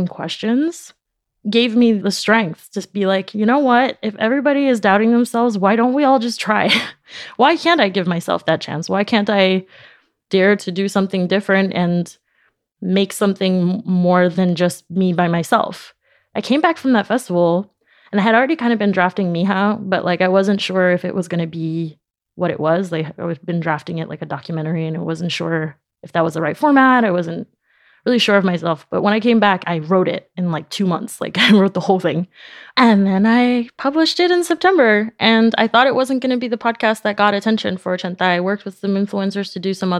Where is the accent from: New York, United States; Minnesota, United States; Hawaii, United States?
New York, United States; New York City; first language Spanish; English is a second language; moved away as an adult; now in Paris, France; I grew up in Jackson Heights in Queens